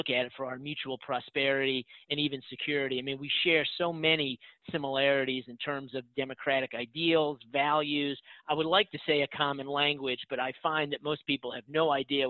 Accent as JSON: {"language": "English", "town": "Boston", "region": "Massachusetts", "country": "United States", "tie": "born or raised there", "moved": "yes", "lives_now": "Nashville, United States", "said": "my hometown of Boston."}